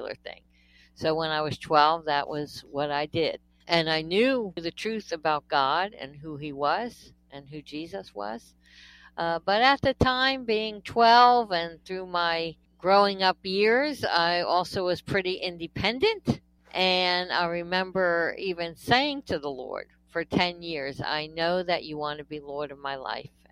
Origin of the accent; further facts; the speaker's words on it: New Jersey, United States; I am a complete Jersey girl. I was born in New Jersey, raised in New Jersey. I've never lived anywhere else.